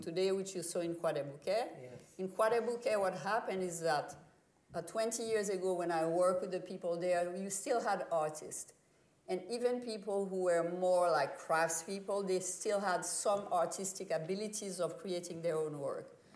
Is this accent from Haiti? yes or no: yes; Haiti; moved away; When I was growing up in Haiti as a child